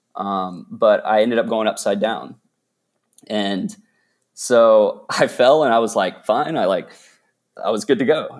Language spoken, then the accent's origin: English; Dallas, Texas, United States; also born or lived in Austin, Texas; I was born and raised in Dallas, Texas